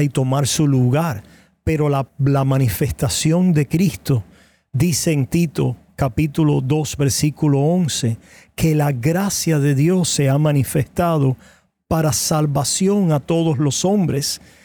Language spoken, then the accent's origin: Spanish; Cuba; Yo soy cubano de nacimiento y de crianza